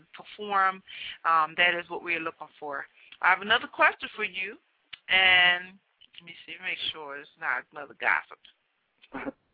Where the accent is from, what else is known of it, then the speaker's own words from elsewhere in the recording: Philadelphia, Pennsylvania, United States; It's my hometown